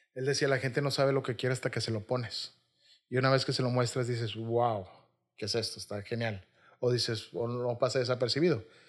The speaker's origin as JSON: {"language": "Spanish", "town": "Monterrey", "region": "Nuevo León", "country": "Mexico", "also_born_or_lived": "Xalapa, Veracruz", "said": "Yo soy regio, me considero muy regio y me gusta mucho Monterrey"}